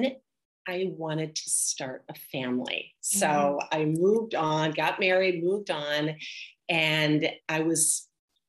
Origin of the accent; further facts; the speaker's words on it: Milwaukee, Wisconsin, United States; moved away as an adult; also born or lived in Madison, Wisconsin; now in Boston, United States; I grew up in Milwaukee, Wisconsin.